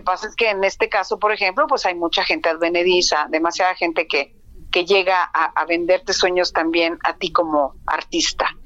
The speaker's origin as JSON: {"language": "Spanish", "country": "Mexico", "said": "lo que somos como mexicanos"}